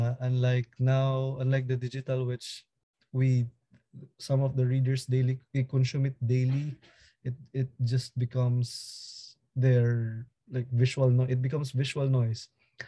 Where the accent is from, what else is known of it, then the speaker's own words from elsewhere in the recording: Manila, Metro Manila, Philippines; from Manila, Philippines.